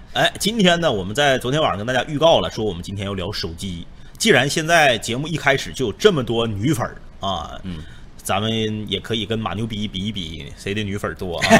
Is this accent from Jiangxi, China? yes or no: no; Jilin, China; 咱们 土生土长的， 咱们守家待地的吉林